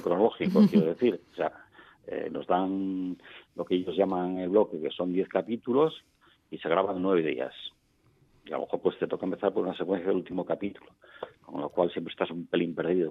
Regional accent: Navia, Asturias, Spain; Yo nací en Navia

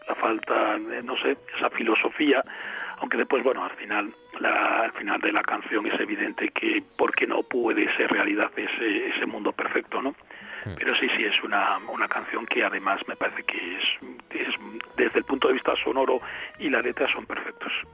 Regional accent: Avilés, Asturias, Spain; also born or lived in Pola de Laviana / Figueres / Girona; yo que soy de Avilés

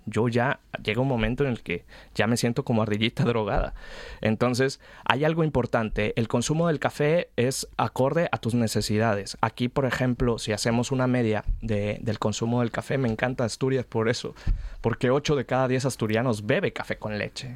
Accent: Mexico; moved away as an adult; now in Spain; como mexicano

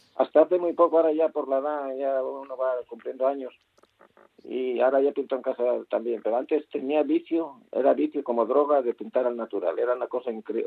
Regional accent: Infiesto, Asturias, Spain; Yo como soy de Infiesta, nací

